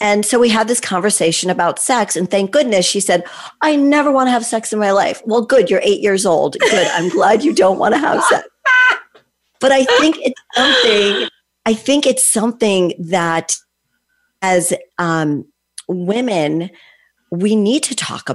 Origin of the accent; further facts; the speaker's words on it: Connecticut, United States; I grew up in Connecticut